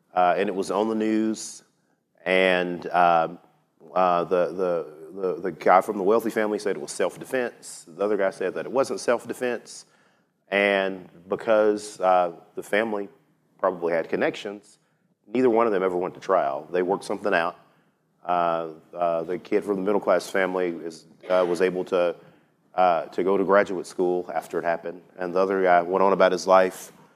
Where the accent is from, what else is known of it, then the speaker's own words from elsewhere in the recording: Tarrant County, Texas, United States; Tarrant County, which is my hometown